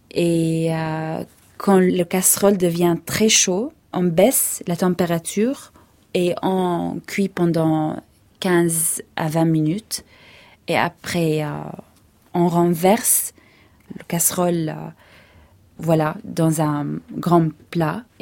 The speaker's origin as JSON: {"language": "French", "town": "Hebron", "region": "Hebron Governorate", "country": "Palestine", "said": "surtout dans le sud de la Palestine, moi je viens d'Hébron, du sud de, la Palestine. À Hébron, on mange beaucoup de viande"}